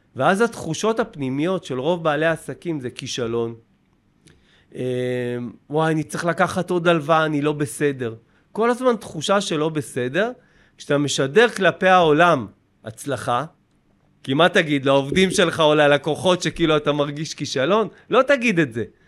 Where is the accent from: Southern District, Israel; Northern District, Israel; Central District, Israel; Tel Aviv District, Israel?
Central District, Israel; Kiryat Ono; אני מקריית אונו